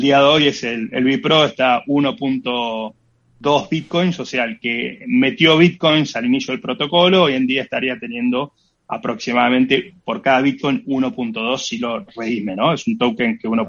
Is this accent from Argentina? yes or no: yes; Argentina